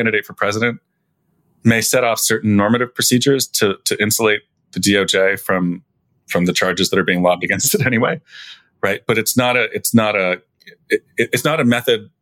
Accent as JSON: {"language": "English", "region": "New Jersey", "country": "United States", "also_born_or_lived": "Illinois", "moved": "yes", "said": "I'm from New Jersey."}